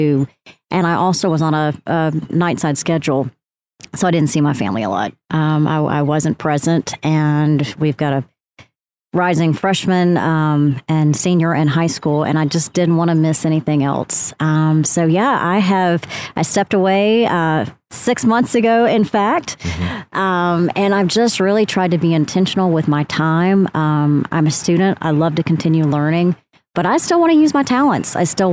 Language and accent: English; Athens, Tennessee, United States; it was in my hometown at the University, Tennessee Wesleyan University